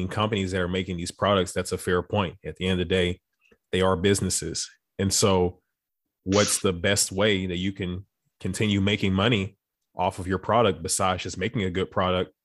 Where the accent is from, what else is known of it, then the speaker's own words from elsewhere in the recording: Beaumont, Texas, United States; My hometown is maybe about like 30, 45 minutes from Louisiana border. So I can only imagine. So I'm from Beaumont